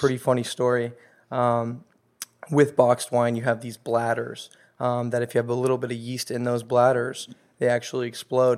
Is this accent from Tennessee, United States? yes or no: no; Los Angeles, California, United States; born and raised in Los Angeles